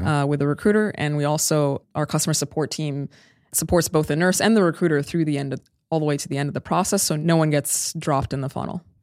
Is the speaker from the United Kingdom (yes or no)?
no; Sudan; now in Bay Area, United States; I'm originally from Sudan